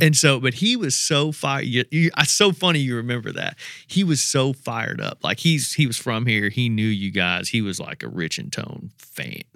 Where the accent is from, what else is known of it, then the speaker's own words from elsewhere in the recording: Indiana, United States; I'm from Indiana